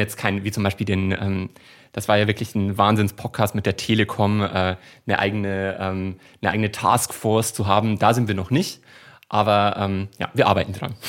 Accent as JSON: {"language": "German", "region": "Bavaria", "country": "Germany", "accent": "Bavarian dialect", "said": "ich komme aus Bayern"}